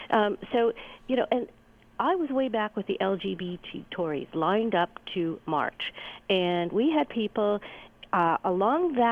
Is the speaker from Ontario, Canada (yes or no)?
yes; Hamilton, Ontario, Canada; I grew up in Hamilton.